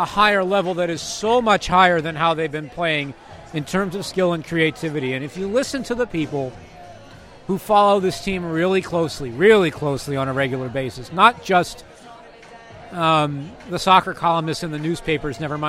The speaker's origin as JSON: {"language": "English", "country": "United States", "said": "we're American"}